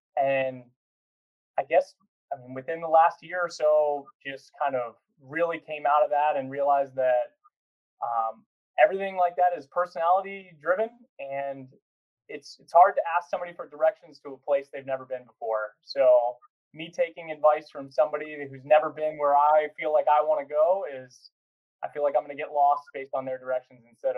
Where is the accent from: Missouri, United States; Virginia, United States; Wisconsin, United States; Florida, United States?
Virginia, United States; Virginia Beach; born and raised in Virginia Beach, although before that, military family all over the place.